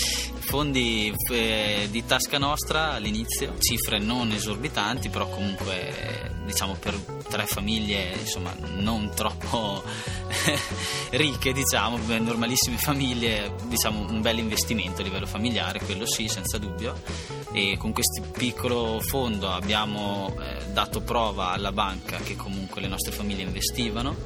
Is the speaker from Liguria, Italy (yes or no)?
no; Fraveggio, Trentino-Alto Adige, Italy; vengo da, Vez- da Fraveggio, un piccolo paesino vicino a Vezzano